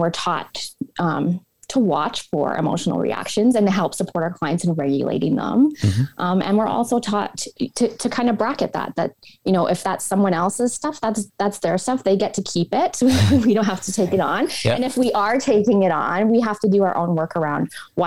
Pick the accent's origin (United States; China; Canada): Canada; Edmonton, Alberta; I'm originally from Edmonton, Alberta. Both my parents are from this area and come from large families